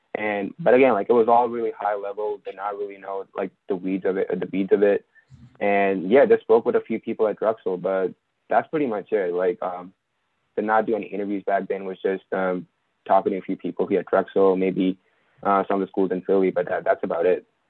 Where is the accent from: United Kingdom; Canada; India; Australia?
India; moved away as an adult; now in United States; I'm also originally from India. So, I was also an international student.